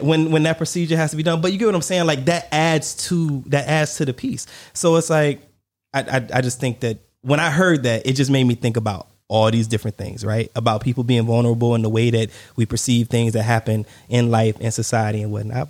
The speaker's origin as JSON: {"language": "English", "country": "United States"}